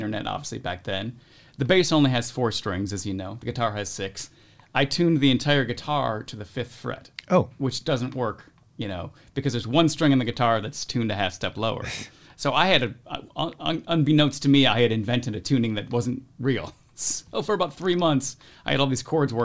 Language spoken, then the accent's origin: English; Beverly Hills, Michigan, United States; also born or lived in Royal Oak, Michigan / Oscoda, Michigan / Boston, Massachusetts; we moved down and they bought a house in Beverly Hills.